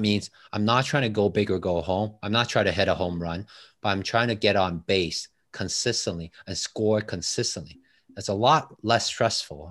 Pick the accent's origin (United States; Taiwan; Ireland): Taiwan; English is a second language; moved away as an adult; now in Toronto, Canada